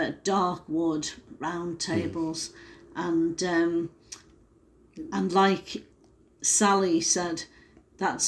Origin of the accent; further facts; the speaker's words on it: England, United Kingdom; we're from England